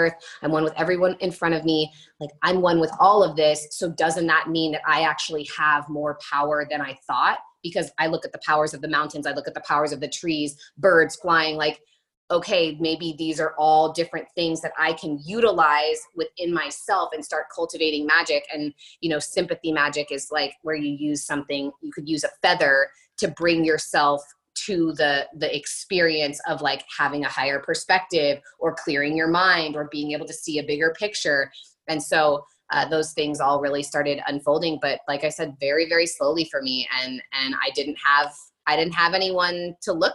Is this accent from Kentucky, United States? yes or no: no; New York City, New York, United States; as a New Yorker, like as a cynical New Yorker